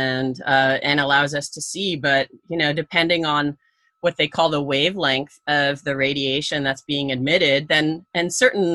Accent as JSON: {"language": "English", "country": "Canada", "tie": "born or raised there", "said": "I grew up in Canada"}